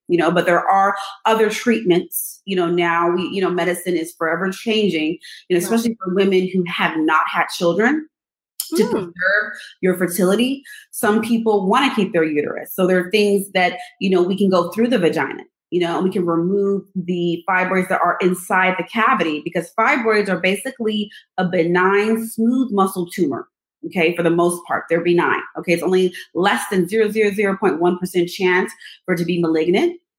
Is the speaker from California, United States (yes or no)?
yes; Los Angeles, California, United States; moved away as an adult; also born or lived in East Coast; I'm from Los Angeles. I had to move to the East Coast.